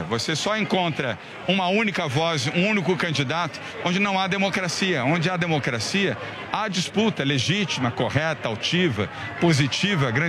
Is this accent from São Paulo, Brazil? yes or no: yes; São Paulo, Brazil; Não só porque eu sou de São Paulo, ele é de São Paulo, ele vem da Bahia, eu vim do Rio.